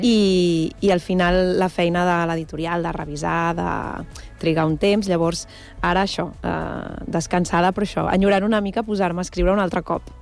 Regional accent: Barcelona, Catalonia, Spain; now in Badalona, Spain; jo vaig néixer a Barcelona però, però Badalona és la meva ciutat d'adopció

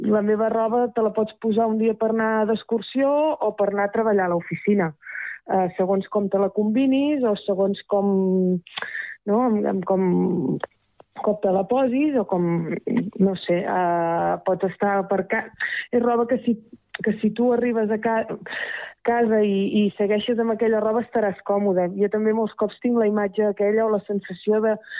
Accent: Terrassa, Catalonia, Spain; moved away as an adult; now in Rellinars, Spain; sóc de Terrassa de tota la vida

